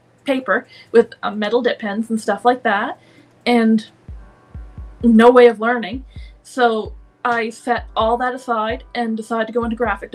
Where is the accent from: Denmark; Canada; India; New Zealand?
Canada; I come from Canada